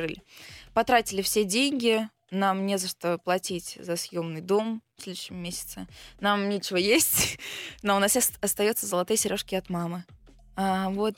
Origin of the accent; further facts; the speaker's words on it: Belgorod, Belgorod Oblast, Russia; also born or lived in Kharkiv, Ukraine; я родилась в Украине, жила в Харькове, потом переехала в 2014 году в Белгород